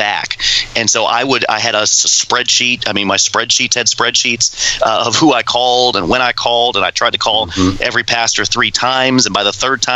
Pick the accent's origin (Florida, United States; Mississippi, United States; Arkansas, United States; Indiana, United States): Florida, United States; moved away as an adult; we're from Florida